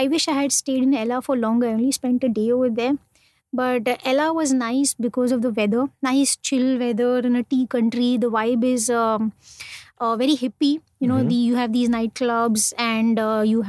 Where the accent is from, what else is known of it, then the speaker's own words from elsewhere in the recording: India; accent: Indian; I was an Indian and stuff from my accent